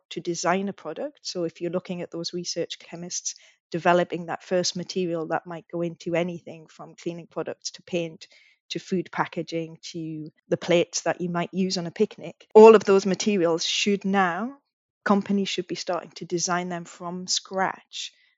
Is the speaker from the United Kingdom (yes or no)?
yes; United Kingdom; I'm British, but I still would like to consider myself part of that region